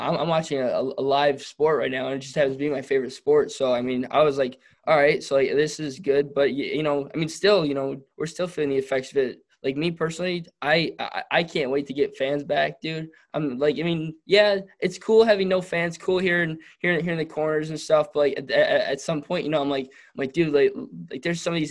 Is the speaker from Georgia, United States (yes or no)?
no; Detroit, Michigan, United States; I'm from Detroit